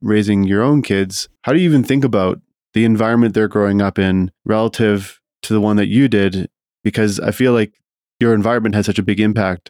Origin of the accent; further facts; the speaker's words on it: Saskatchewan, Canada; Like when I was growing up in Saskatchewan, you know, we didn't have a ton of money.